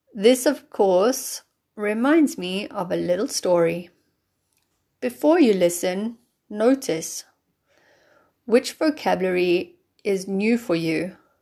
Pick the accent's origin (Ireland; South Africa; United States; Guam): South Africa; moved away as an adult; also born or lived in London; now in Germany; I'm from South Africa